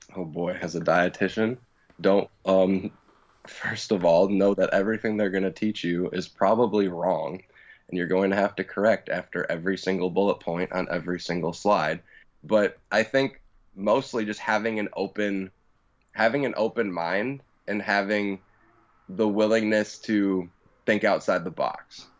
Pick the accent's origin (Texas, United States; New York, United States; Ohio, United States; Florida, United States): Florida, United States; Tampa; from Tampa, Florida.